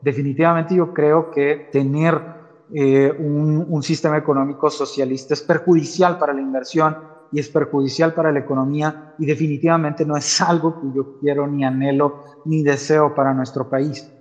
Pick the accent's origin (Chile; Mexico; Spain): Mexico; lo vamos a resentir como mexicanos